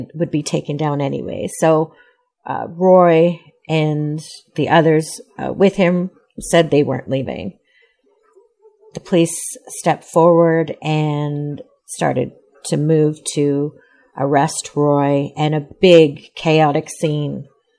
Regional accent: Alberta, Canada; So I'm from Treaty 6 territory. I live just outside of Edmonton.

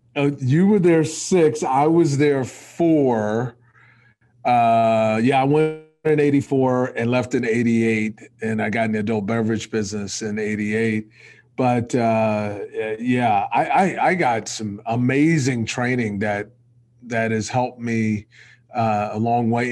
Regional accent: Texas, United States; I'm a Texan, so I grew up in Texas

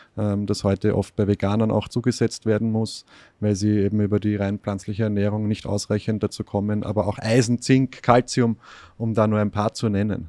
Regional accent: Austria; ich bin in Österreich erzogen worden, aufgewachsen

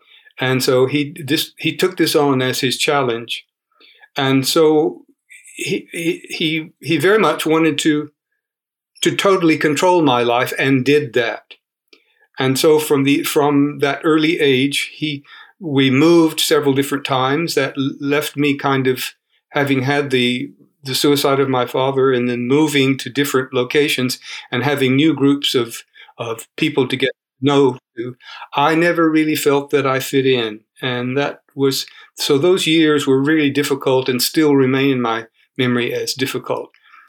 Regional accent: Rome, Georgia, United States; moved away; also born or lived in New York / Florida; I was born in the Deep South in Georgia. The address is 519 Charlton Road, Somerville Park, Rome, Georgia. The house is still standing there.

